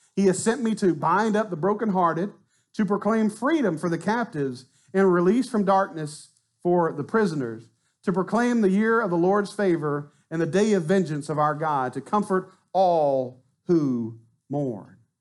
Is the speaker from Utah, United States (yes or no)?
no; Arkansas, United States; now in Mont Belvieu, United States; I'm from Arkansas. You know, I'd have probably stayed there